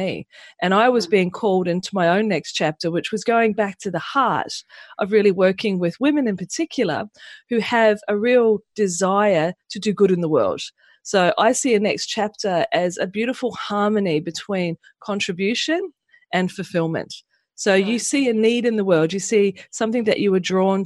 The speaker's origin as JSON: {"language": "English", "town": "Pukekohe", "region": "Auckland", "country": "New Zealand", "tie": "born or raised there", "also_born_or_lived": "Mangere, New Zealand", "moved": "as an adult", "lives_now": "Australia", "said": "I was born in New Zealand, in just south of Auckland, in a place called Mangere, and I grew up on a farm in Pukekohe."}